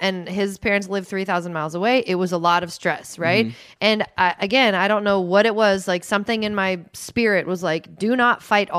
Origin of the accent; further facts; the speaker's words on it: Seattle, Washington, United States; I am from Seattle, like Pacific Northwest. My dad works downtown. That is something I have known my entire life.